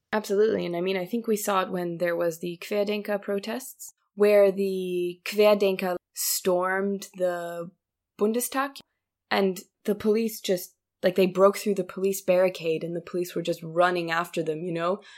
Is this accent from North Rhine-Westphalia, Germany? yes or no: no; Munich, Bavaria, Germany; my hometown